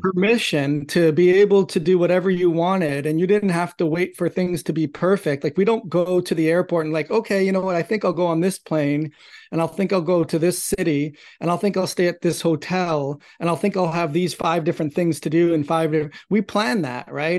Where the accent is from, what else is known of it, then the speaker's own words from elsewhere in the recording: Toronto, Ontario, Canada; I grew up in Toronto, Canada